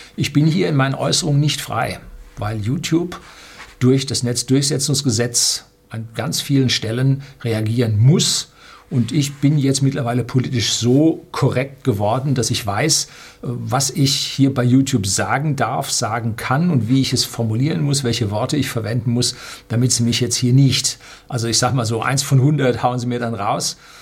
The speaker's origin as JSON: {"language": "German", "country": "Germany", "said": "bei uns in Deutschland"}